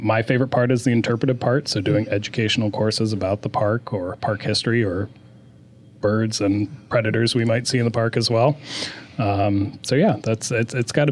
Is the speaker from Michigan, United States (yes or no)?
yes; Michigan, United States; moved away as an adult; now in Issaquah, United States; I'm actually originally from Michigan